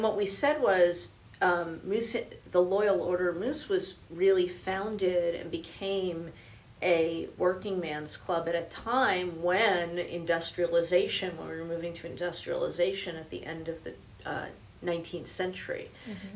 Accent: New Jersey, United States; also born or lived in Denver; now in Louisville, United States; I'm originally from New Jersey

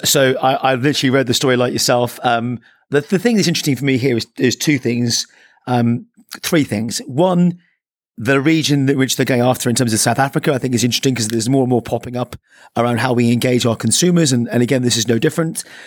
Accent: Ireland; I'm the Irishman

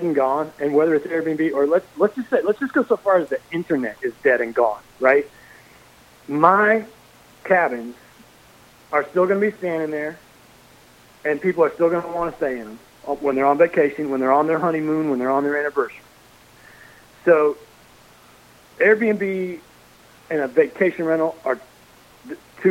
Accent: Nebraska, United States; moved away; I grew up in Nebraska

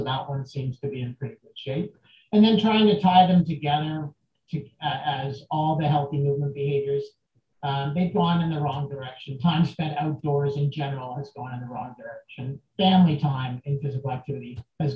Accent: Canada; I'm from Canada, and this is where I do my work

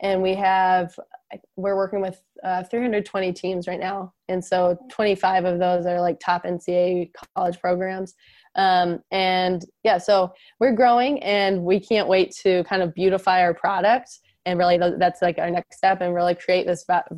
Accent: Ann Arbor, Michigan, United States; I grew up in Ann Arbor

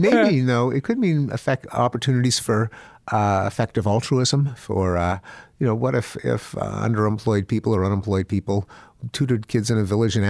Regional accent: Canada; Well, I'm from Canada.

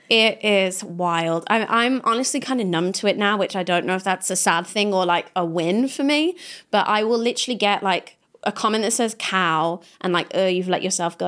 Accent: Kidderminster, West Midlands, United Kingdom; moved away; I come from Kidderminster. I'm not trying to go back there.

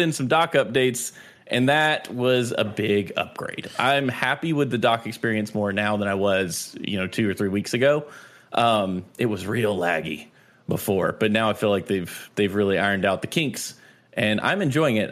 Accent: North Carolina, United States; I am from North Carolina.

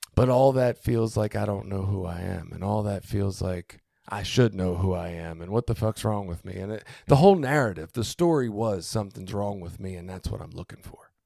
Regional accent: Baltimore, Maryland, United States; I grew up in Baltimore

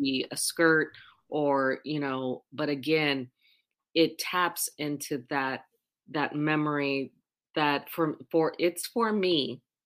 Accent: Oahu, Hawaii, United States; also born or lived in Puerto Rico; I was born in Puerto Rico, raised on the island of Oahu

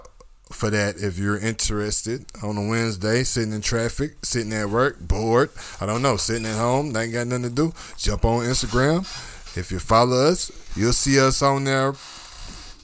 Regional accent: Georgia, United States; I'm from Georgia

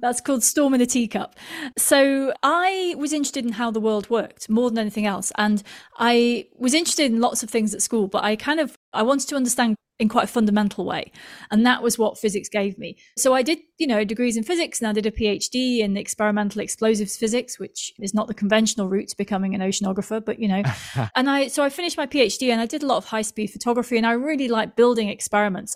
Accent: Manchester, North West England, United Kingdom; now in London, United Kingdom; I come from Manchester in the U K, which is not close to any oceans

